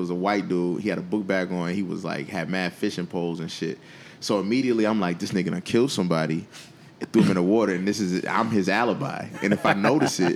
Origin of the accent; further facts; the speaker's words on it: Buffalo, New York, United States; Buffalo, my hometown.